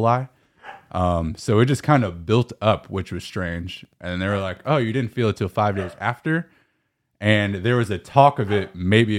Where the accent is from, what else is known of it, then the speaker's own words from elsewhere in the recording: California, United States; So I'm soft Californian, man.